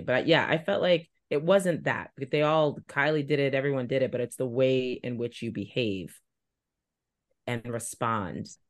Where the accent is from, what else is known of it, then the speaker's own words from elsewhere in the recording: New York, United States; now in Boston, United States; I grew up in New York